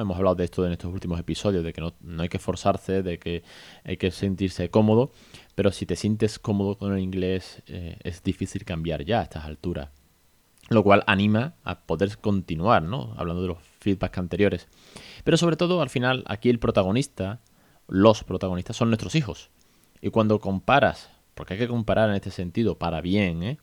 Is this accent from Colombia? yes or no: no; Spain; Porque somos eh, nativos de España